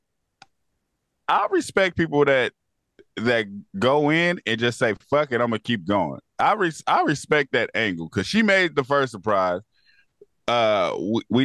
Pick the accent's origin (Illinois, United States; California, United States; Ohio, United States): California, United States; East Bay; I'm from the Bay Area. I'm not necessarily from Oakland. I am from the East Bay